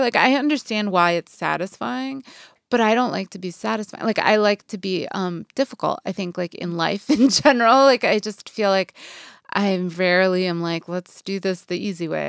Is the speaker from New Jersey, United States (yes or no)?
no; Boston, Massachusetts, United States; moved away as an adult; also born or lived in New York / New Orleans / Saint Louis; now in Los Angeles, United States; I'd grown up, I was from Boston